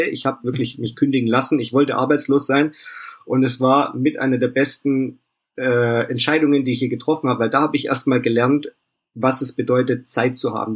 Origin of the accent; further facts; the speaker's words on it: Vaihingen an der Enz, Baden-Württemberg, Germany; Ich komme hier aus dem Stuttgarter Raum, aus Feingen an der Ends